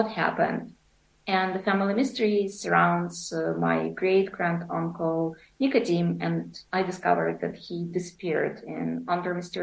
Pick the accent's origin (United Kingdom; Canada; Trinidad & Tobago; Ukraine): Ukraine; Kyiv; also born or lived in Berek, Poltava Oblast, Ukraine; I was born in Kiev